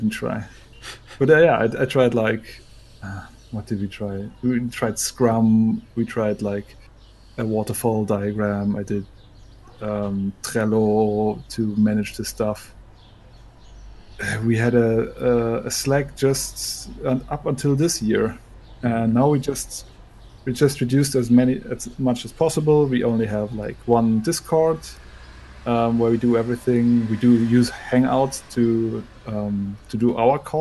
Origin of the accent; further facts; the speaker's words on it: Konstanz, Baden-Württemberg, Germany; also born or lived in Bremen; now in Leipzig, Germany; I went to Konstanz, my hometown